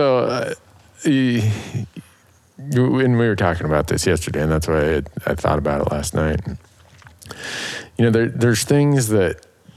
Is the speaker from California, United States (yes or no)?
no; Minnesota, United States; moved away; I grew up in the Midwest in Minnesota.